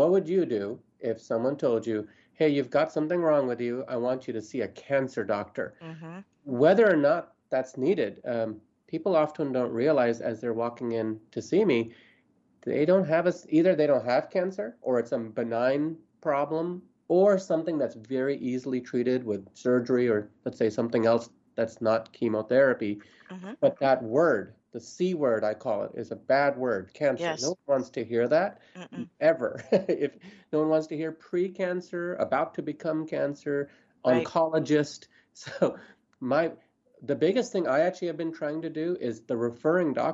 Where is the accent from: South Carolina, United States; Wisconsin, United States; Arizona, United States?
Arizona, United States; I used to volunteer with her at the VA hospital where I grew up in Arizona